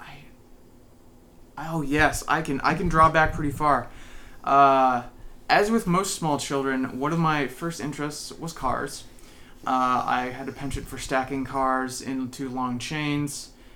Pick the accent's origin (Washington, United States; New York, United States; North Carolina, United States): Washington, United States; North Bend; also born or lived in San Jose, California; I grew up in North Bend. I spent my time there